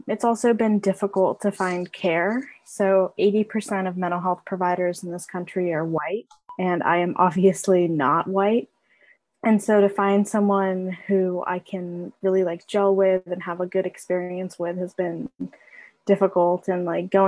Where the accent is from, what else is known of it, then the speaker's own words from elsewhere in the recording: Berkeley, California, United States; I'm from Berkeley, California. I'm the child of immigrants